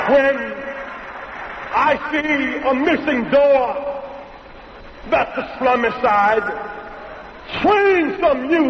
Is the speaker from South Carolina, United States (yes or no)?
yes; Greenville, South Carolina, United States; I was a child growing up in Greenville, South Carolina